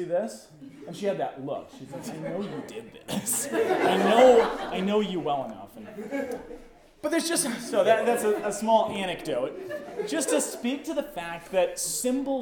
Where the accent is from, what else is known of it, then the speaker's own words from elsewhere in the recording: Boulder, Colorado, United States; now in Louisville, United States; I grew up in Boulder. This is my hometown